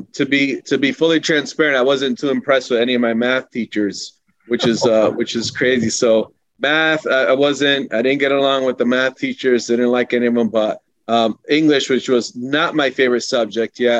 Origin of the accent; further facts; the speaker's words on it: Hartford, Connecticut, United States; also born or lived in Buenos Aires, Argentina; We left and came back for good in 1980. And then I was raised in Hartford.